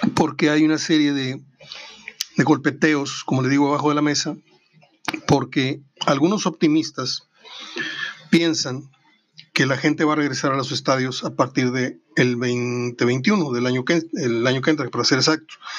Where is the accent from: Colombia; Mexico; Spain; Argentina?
Mexico